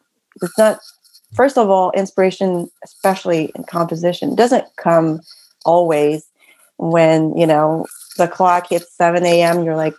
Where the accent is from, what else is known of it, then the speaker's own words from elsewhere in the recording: San Francisco, California, United States; born there; And I mean, I was born in San Francisco, first of all.